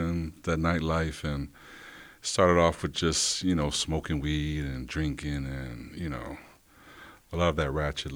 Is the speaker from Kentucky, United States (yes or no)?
no; Rochester, New York, United States; I'm born and raised in Rochester, New York. Grew up on the east side